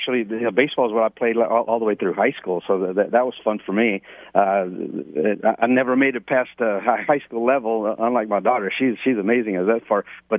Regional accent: United States; Growing up here in the States since I was 8 years old

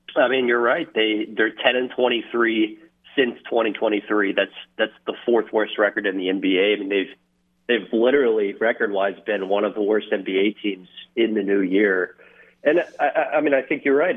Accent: Dallas, Texas, United States; moved away; I grew up in the Dallas Fort Worth area

